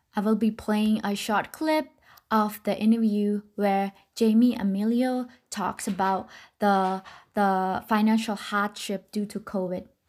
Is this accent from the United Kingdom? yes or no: no; Siem Reap, Cambodia; now in Elon, United States; Siem Reap. my hometown in Cambodia